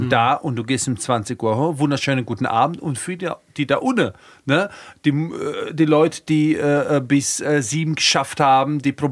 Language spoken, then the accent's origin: German; Rhineland-Palatinate, Germany; aber jetzt habe ich mir gedacht, meine Heimat ist tatsächlich die Palz.